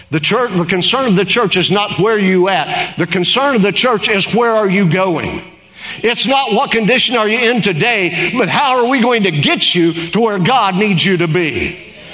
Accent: Oklahoma, United States; in Oklahoma, we can tell a Yankee

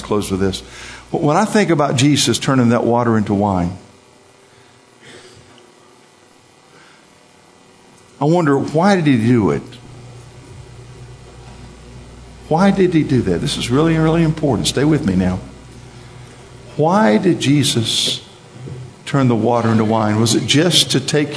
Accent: East Coast, United States; I'm from the East Coast

